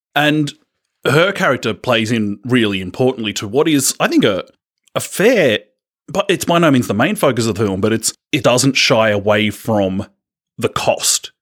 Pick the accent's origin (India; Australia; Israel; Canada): Australia